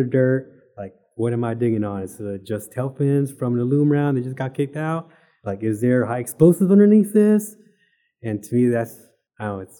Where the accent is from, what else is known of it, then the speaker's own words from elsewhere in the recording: Arlington, Texas, United States; moved away as an adult; I'm originally from Arlington, Texas